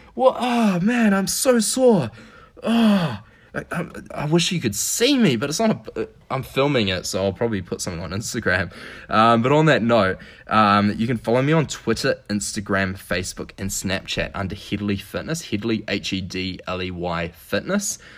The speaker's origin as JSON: {"language": "English", "country": "New Zealand", "tie": "born or raised there", "moved": "yes", "lives_now": "Quebec City, Canada", "said": "I'm from New Zealand. Uh, so New Zealand, the other side of the world, uh, grew up"}